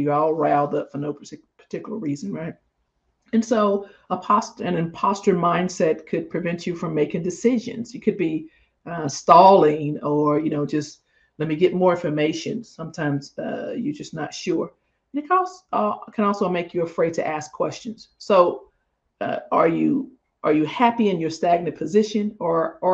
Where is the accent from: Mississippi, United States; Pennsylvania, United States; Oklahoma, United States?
Mississippi, United States; I'm from Mississippi.